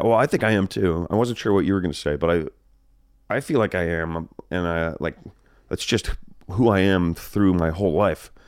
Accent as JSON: {"language": "English", "region": "New Jersey", "country": "United States", "tie": "born or raised there", "moved": "yes", "lives_now": "California, United States", "said": "I grew up in Jersey."}